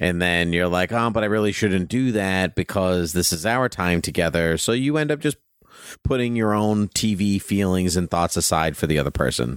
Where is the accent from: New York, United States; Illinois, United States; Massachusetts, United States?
Massachusetts, United States; Southern; I grew up in Southern Mass